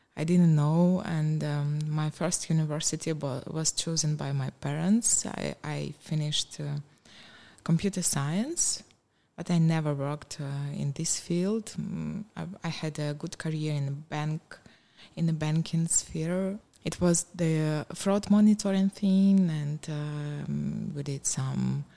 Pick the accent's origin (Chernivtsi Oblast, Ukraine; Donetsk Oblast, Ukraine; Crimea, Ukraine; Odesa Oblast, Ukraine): Donetsk Oblast, Ukraine; English is a second language; moved away as an adult; also born or lived in Kyiv, Ukraine; now in Cluj-Napoca, Romania; I was born and raised in the uh, Donetsk region, but I moved to Kiev uh, more than 20 years ago to, for my university, and I stayed there.